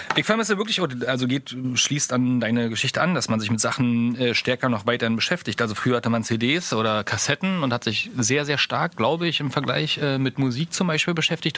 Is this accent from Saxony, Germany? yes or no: yes; Saxony, Germany; accent: Saxon; man hört es vielleicht an meinem sächsischen Akzent.